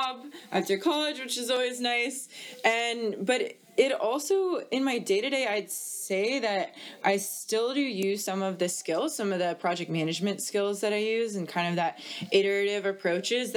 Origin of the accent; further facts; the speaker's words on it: Atlanta, Georgia, United States; I grew up in Atlanta, Georgia